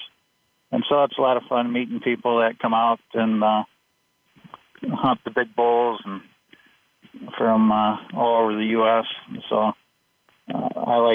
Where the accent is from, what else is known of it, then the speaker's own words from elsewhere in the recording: Lansing, Michigan, United States; now in Ludington, United States; I grew up in Lansing, Michigan.